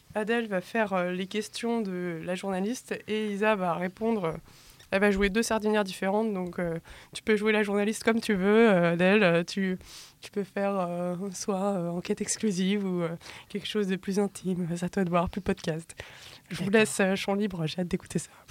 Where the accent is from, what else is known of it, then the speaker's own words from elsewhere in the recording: Brittany, France; moi, je suis bretonne.